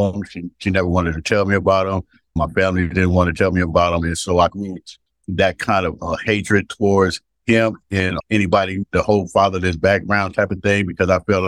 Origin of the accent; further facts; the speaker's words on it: San Francisco, California, United States; also born or lived in St. Louis, Missouri / Albany, California; from the city of San Francisco, grew up in the Western Addition